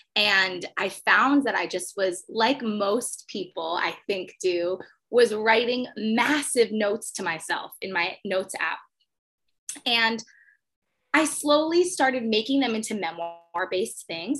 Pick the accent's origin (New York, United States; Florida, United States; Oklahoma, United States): New York, United States; 20 minutes north of Manhattan; I'm also a New Yorker. I grew up 20 minutes north of Manhattan, so it runs deep